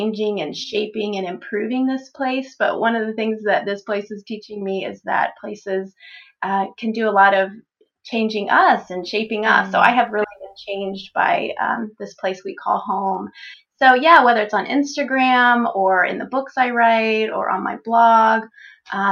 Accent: Texas, United States; also born or lived in Florida; now in Pennsylvania, United States; I grew up in Texas

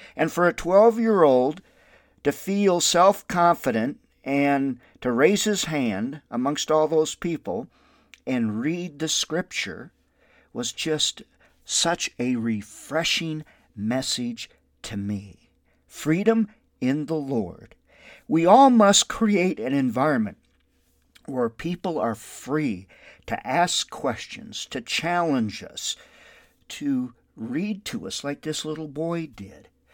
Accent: Windom, Minnesota, United States; now in Albuquerque, United States; My hometown is Wyndham, Minnesota

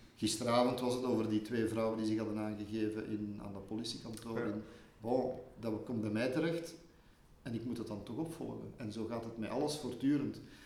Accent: Leuven, Flanders, Belgium; geboren in Leuven, in, in materniteit hier. Maar ik heb altijd gewoond in mijn jeugd boven de Boelenberg, boven de Keizersberg

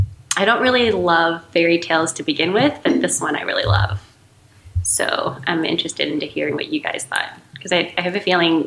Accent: United States; Even though I'm technically an American, I was born here and raised here

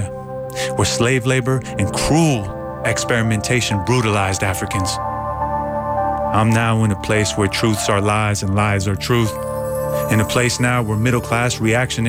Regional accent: Bay Area, California, United States; also born or lived in Iran; As an immigrant, growing up in the Bay Area

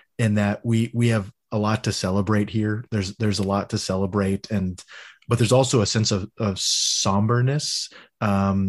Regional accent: Texas, United States; I grew up in Little Alito, Texas, which you would think would be like one of the most conservative places

